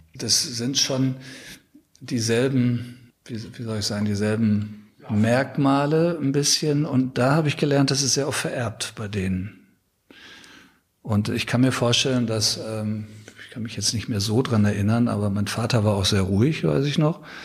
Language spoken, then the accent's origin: German; Ruhr area, North Rhine-Westphalia, Germany; moved away as an adult; also born or lived in Munich; Ich bin im Ruhrgebiet aufgewachsen